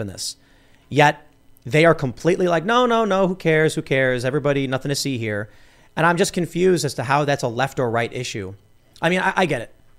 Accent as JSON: {"language": "English", "town": "Chicago", "region": "Illinois", "country": "United States", "tie": "born or raised there", "said": "I grew up in the city. I, I grew up in Chicago"}